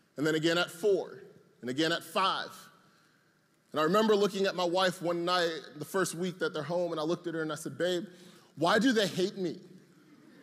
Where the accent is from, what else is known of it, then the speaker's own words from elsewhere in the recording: Atlanta, Georgia, United States; I'm from Atlanta